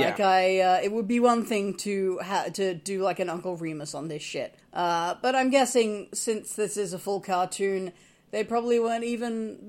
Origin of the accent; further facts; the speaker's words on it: Australia; growing up in Australia, you don't meet a lot of African-American people.